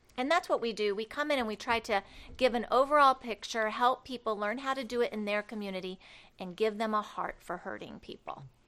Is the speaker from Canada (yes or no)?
no; Cloverdale, Indiana, United States; born or raised there; moved away as an adult; also born or lived in Barkersville; now in Rockford, United States